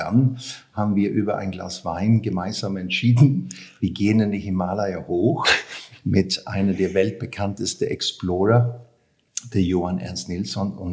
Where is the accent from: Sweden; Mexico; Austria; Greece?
Sweden; German is a second language; ja, ich bin in, in, in Schweden aufgewachsen. Ähm, ganz schönes Land damals, mhm. ganz ruhig